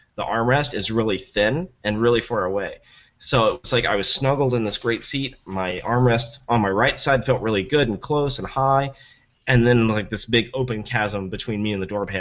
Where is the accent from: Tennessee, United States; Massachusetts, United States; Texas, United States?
Tennessee, United States; I'm from Tennessee